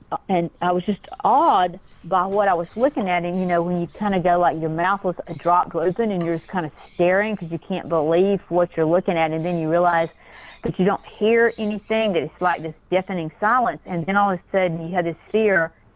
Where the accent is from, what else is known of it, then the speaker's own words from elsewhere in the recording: South Georgia, United States; I went to sleep as a little six-year-old girl on a farm in little South Georgia